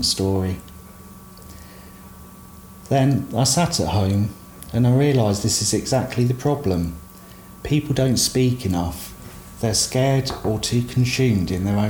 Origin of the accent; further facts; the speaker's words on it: South of England, United Kingdom; accent: southern; moved away as an adult; also born or lived in Derby; Being from down south, my accent was picked up on straight away